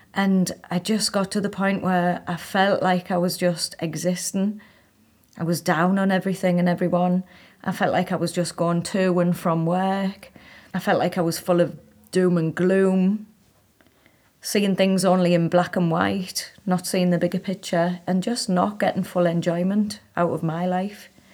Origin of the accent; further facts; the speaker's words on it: Hartlepool, North East England, United Kingdom; moved away as an adult; also born or lived in Manchester / India; I was living in my hometown in Hartlepool